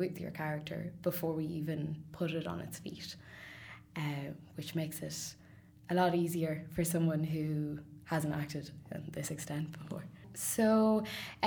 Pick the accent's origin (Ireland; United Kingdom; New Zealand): Ireland; Sligo, Connacht; now in Dublin, Ireland; I'm from Sligo originally, but I've lived in Dublin for some time now